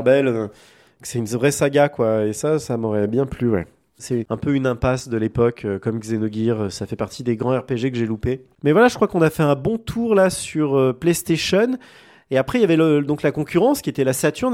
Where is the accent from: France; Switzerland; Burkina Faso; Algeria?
France; chez nous en France